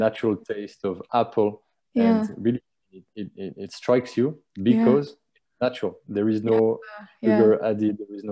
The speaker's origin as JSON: {"language": "English", "country": "France", "moved": "yes", "lives_now": "Dubai, United Arab Emirates", "said": "I'm from France"}